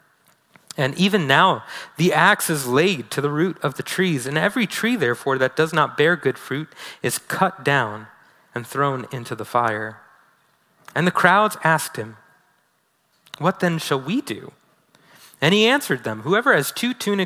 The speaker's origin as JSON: {"language": "English", "town": "New York City", "region": "New York", "country": "United States", "tie": "born or raised there", "moved": "yes", "said": "I'm originally from New York City"}